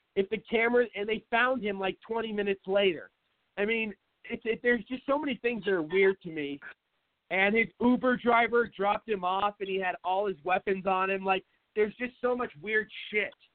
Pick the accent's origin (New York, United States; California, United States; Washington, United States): Washington, United States; Seattle; now in Arizona, United States; I'm from Seattle